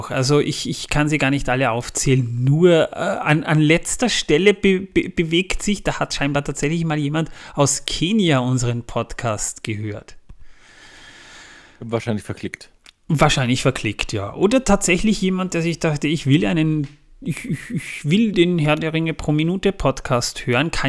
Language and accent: German; Austria; Gerade mal 6 Prozent aus Österreich, das ist meine Heimat, das ist eigentlich schon fast schmerzhaft